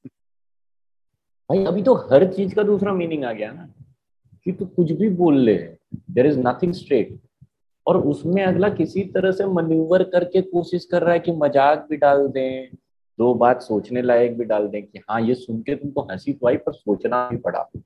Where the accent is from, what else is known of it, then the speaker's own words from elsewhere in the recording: Marwar, India; मैं खुद मारवाड़ी हूँ